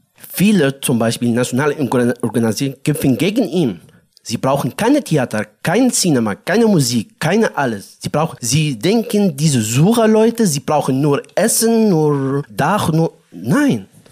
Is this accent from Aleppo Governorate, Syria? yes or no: no; Daraa, Daraa Governorate, Syria; German is a second language; moved away as an adult; also born or lived in Jordan; now in Berlin, Germany; Ich komme aus äh, Syrien, aus äh, Daraa, am Grenze zwischen Syrien und Jordanien.